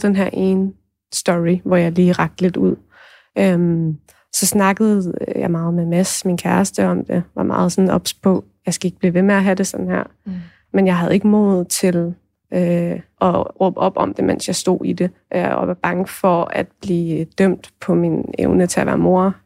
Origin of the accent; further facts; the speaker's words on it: Thy, North Denmark Region, Denmark; der hvor jeg kommer fra i Thy